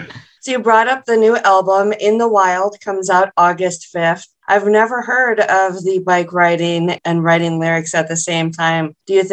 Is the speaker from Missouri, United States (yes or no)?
no; Minnesota, United States; I'm from Minnesota